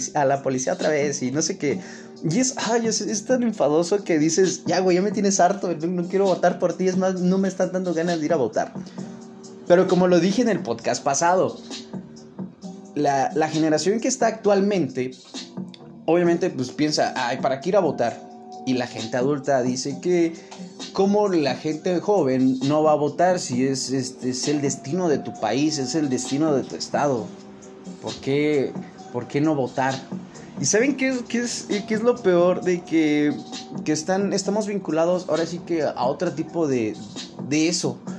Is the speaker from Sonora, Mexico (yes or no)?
no; Mexico City, Mexico; más que conocido como El Chilango